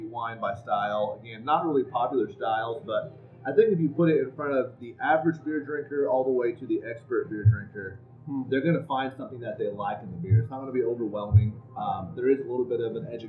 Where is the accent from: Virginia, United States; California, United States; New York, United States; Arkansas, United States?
Arkansas, United States; Rogers; I was born and raised in Rogers.